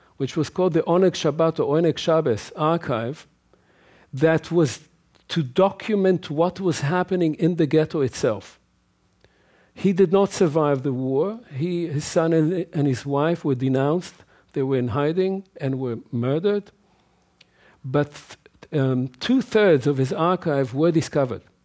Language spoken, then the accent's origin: English; Israel; as a child growing up in Israel